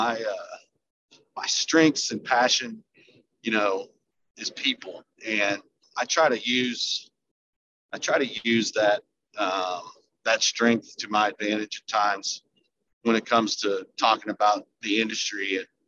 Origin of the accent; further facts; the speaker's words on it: Columbia, Missouri, United States; also born or lived in Kansas City; I grew up in Columbia, Missouri, went to Mizzou